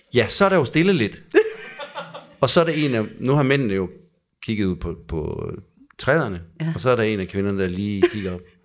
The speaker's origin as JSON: {"language": "Danish", "region": "Jutland", "country": "Denmark", "said": "jeg kommer fra Jylland"}